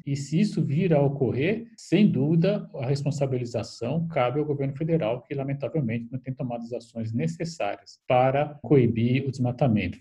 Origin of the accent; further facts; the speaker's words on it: Brazil; como brasileiro